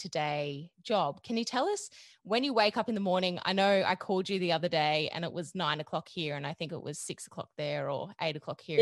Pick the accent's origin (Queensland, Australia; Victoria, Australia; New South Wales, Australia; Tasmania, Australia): New South Wales, Australia; Dubbo; we come from Dubbo